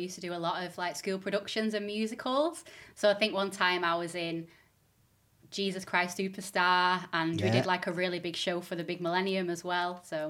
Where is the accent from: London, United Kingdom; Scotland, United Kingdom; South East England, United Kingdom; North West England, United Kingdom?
North West England, United Kingdom; Stockport; born there; I was born in Stockport.